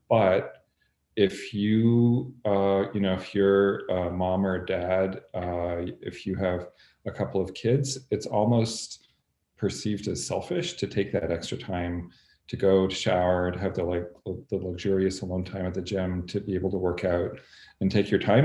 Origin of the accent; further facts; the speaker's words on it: Canada; moved away as an adult; also born or lived in Montreal / Chicago; I'm Canadian. I grew up in Canada